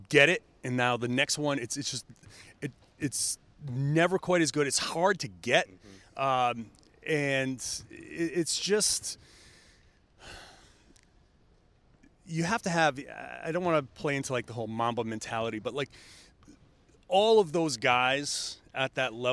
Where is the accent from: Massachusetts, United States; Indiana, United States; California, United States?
Massachusetts, United States; Boston; growing up in the Boston area